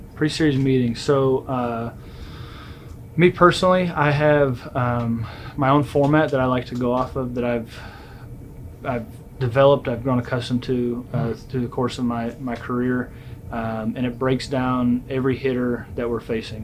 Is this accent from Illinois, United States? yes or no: no; Southern California, United States; I was lucky growing up in Southern California